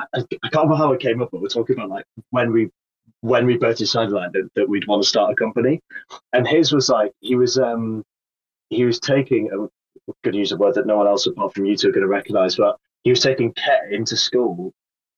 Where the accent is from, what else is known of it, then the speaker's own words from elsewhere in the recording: Sedgefield, North East England, United Kingdom; just out of Durham. So, actually, just around the Sedgefield area.